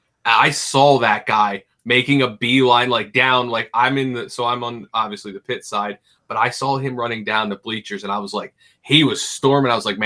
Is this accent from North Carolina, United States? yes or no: no; the Poconos, Pennsylvania, United States; As somebody who was born and raised in the Pocono, I was like, that's Pocono.